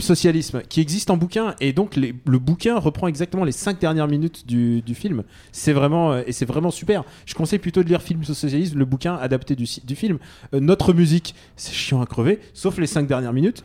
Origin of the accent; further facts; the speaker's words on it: France; Je suis russe. Enfin, je suis né en France, mais, mais, je, suis, mais je suis russe de cœur